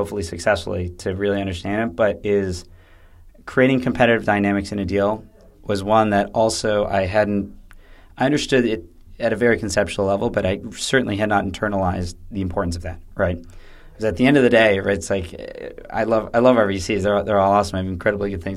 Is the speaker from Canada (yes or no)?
no; United States; moved away; being an American